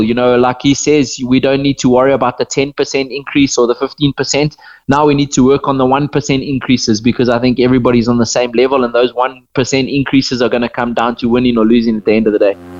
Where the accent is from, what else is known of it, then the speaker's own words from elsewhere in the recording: Botswana; being born and bred in Botswana and, and living in Botswana my whole life